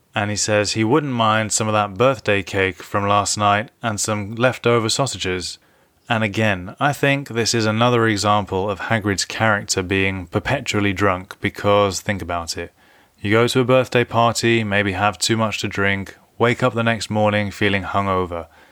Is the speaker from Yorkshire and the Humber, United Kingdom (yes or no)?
no; London, United Kingdom; being a Londoner